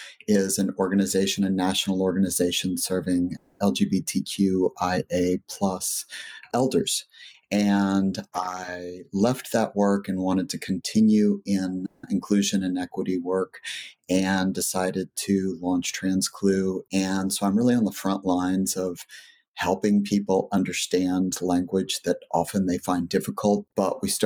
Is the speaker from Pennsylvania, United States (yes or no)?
no; rural Southwest Texas, United States; I was raised in Texas